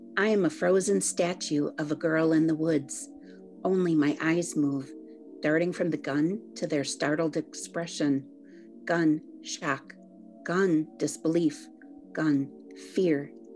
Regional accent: New Buffalo, Michigan, United States; I grew up in New Buffalo

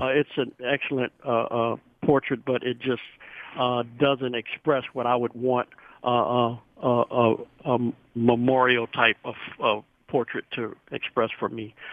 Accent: India; now in Novi, United States; I'm from India

